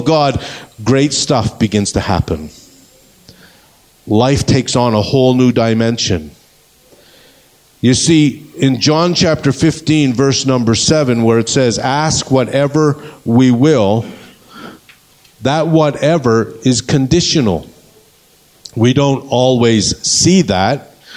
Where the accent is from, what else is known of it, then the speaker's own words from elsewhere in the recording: Canada; moved away; We come from Canada